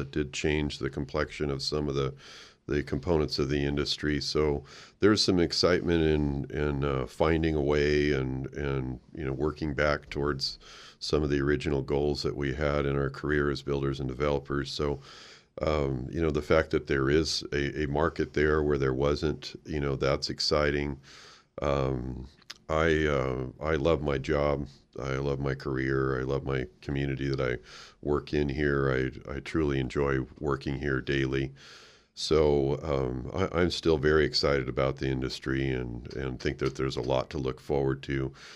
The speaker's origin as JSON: {"language": "English", "region": "Oregon", "country": "United States", "tie": "born or raised there", "moved": "yes", "said": "I grew up in Oregon"}